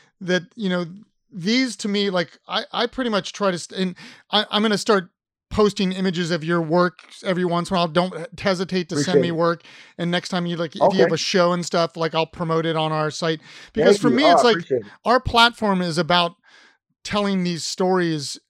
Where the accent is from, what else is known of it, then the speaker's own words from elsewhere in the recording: Ohio, United States; I'm from Ohio